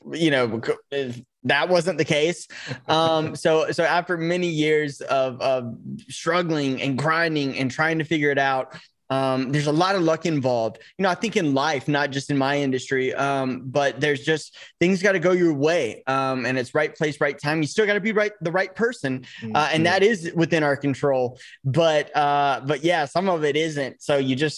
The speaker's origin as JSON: {"language": "English", "town": "Chattanooga", "region": "Tennessee", "country": "United States", "tie": "born or raised there", "moved": "yes", "lives_now": "Los Angeles, United States", "said": "I grew up in Chattanooga, Tennessee, which is, I grew up on a farm."}